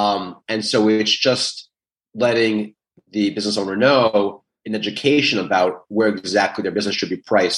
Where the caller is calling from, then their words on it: New York City, New York, United States; I am in the Big Apple, New York City.